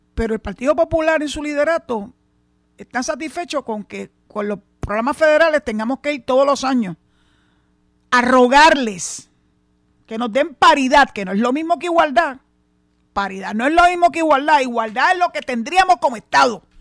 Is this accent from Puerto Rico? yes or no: yes; Puerto Rico